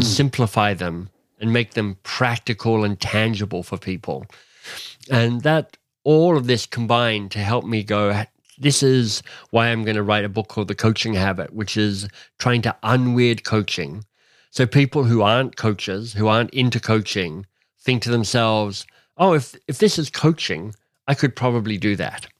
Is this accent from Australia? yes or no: yes; Australia; now in Canada; I was born in Australia, but I was born to a British father